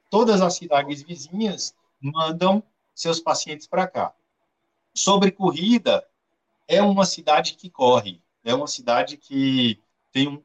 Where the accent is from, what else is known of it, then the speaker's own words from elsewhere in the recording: Vitória da Conquista, Bahia, Brazil; É, Marco, eu sou de Vitória da Conquista, que é uma cidade do interior da Bahia, é a terceira maior cidade da Bahia.